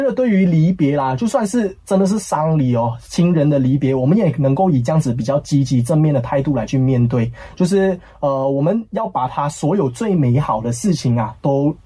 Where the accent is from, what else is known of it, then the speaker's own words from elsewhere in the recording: Kuala Lumpur, Malaysia; 我是一个吉隆坡男孩长大，在这边长大的